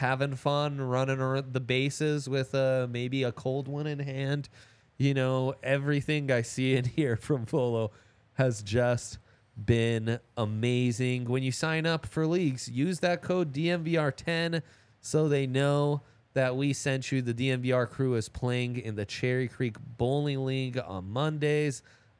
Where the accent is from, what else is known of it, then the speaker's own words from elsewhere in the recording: Italy; I grew up in Italy, so that's why.